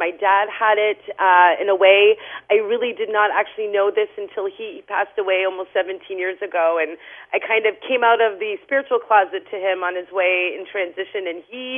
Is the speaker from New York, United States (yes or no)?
no; New Hampshire, United States; moved away as an adult; also born or lived in Lowell, Massachusetts; I'm actually originally from New Hampshire